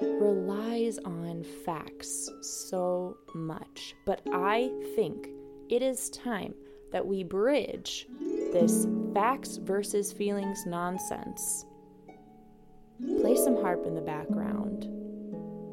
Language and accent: English; DeKalb, Illinois, United States; moved away as an adult; now in Milwaukee, United States; I'm from DeKalb, Illinois